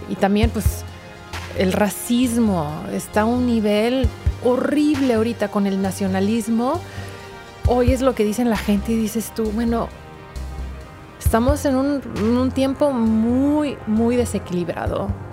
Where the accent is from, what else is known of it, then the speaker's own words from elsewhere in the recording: Tampico, Tamaulipas, Mexico; yo soy de México, yo, yo vengo de Tampico, Tamaulipas